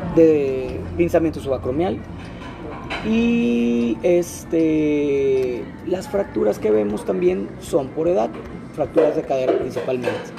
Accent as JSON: {"language": "Spanish", "town": "Monterrey", "region": "Nuevo León", "country": "Mexico", "moved": "as an adult", "lives_now": "Puebla, Mexico", "said": "yo soy de Monterrey"}